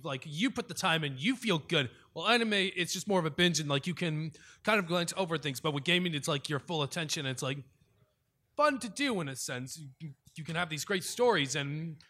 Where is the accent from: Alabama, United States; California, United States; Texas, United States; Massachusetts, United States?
Texas, United States; Cleveland; I'm from Cleveland, Texas. Been here for over 6 years over 10 years since 2014.